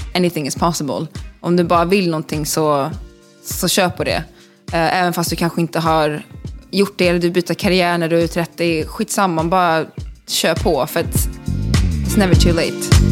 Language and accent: Swedish; Stockholm, Stockholm County, Sweden; moved away as an adult; also born or lived in Skåne; now in Los Angeles, United States; jag är född i Stockholm, eh, bodde där tills jag var femton, eh, på Gärdet i Östermalm